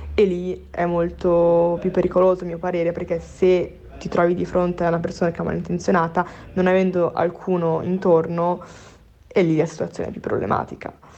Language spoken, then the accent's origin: Italian; Vicenza, Veneto, Italy; now in Milan, Italy; Io per esempio sono di Vicenza, una cittadina piccola, provinciale